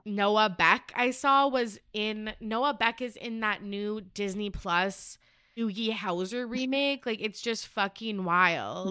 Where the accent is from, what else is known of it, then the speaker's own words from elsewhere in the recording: Canada; I am from Canada